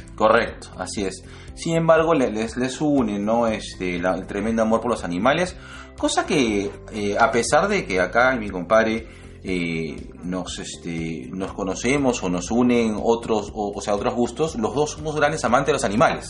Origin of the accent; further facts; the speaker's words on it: Lima, Peru; acá en Lima, estamos en invierno, ambos somos de Lima